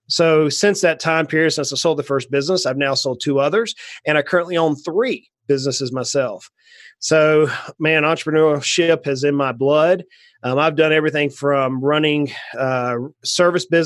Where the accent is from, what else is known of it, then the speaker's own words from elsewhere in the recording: Brunswick, Georgia, United States; I grew up in South Georgia on the coast, down near just a little south of Savannah, Georgia, a little town called Brunswick